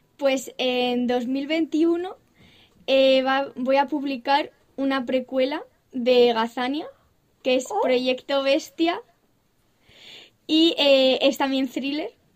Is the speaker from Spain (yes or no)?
yes; Castilla-La Mancha, Spain